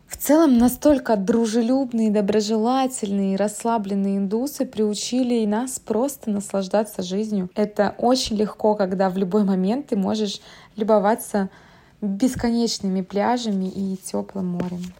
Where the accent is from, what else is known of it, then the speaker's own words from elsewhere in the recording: Moscow, Russia; Мы из Москвы